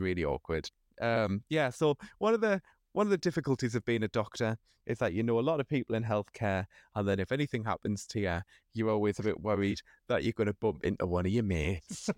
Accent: Sunderland, North East England, United Kingdom; I was from Sunderland

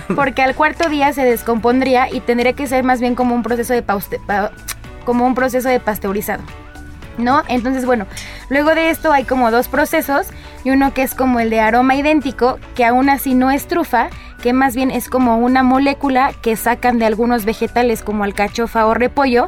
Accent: Mexico; como mexicana

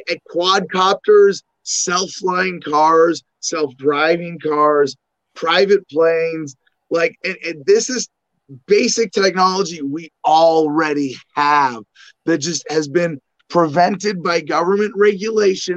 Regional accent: Arizona, United States; I'm from Arizona

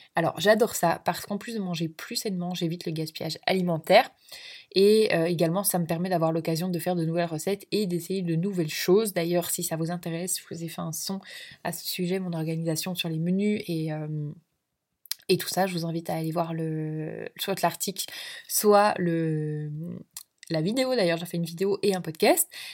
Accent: Belgium; je suis belge d'origine

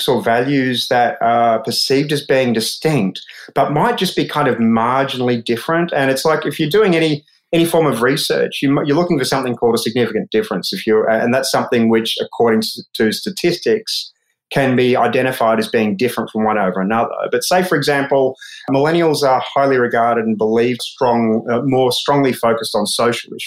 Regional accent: Australia; as an Australian

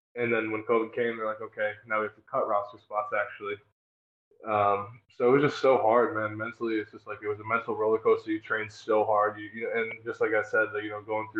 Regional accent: Northern New York, United States; moved away; also born or lived in New Jersey; I'm from New York, Northern New York, though.

